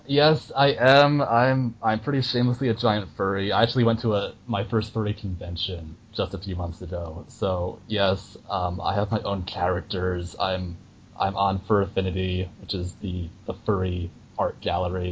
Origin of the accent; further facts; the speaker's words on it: New York, United States; I grew up in New York